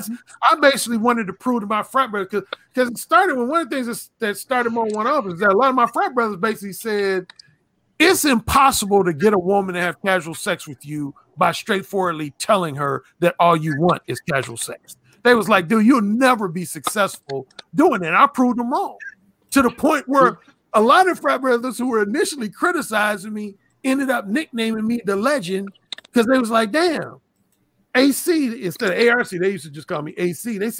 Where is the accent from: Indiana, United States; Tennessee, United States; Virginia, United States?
Indiana, United States; Indiana. Oh, that was at Indiana University in Bloomington, Indiana.